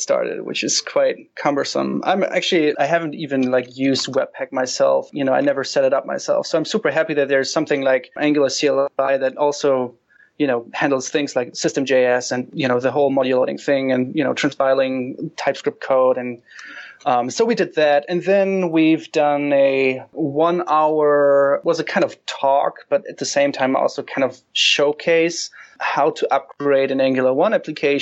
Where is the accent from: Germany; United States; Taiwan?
Germany; Hanover, Lower Saxony; I'm from Hanover, Germany.